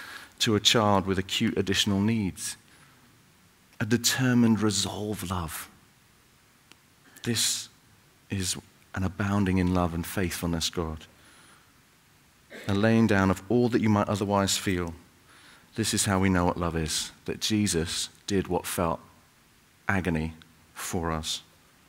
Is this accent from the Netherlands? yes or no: no; Salford, North West England, United Kingdom; moved away; I grew up in Salford, up in Manchester